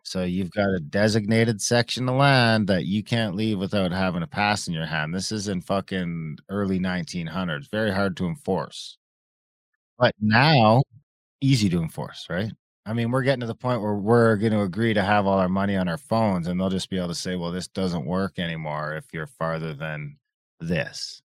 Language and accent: English; Ontario, Canada; I grew up off reserve in Ontario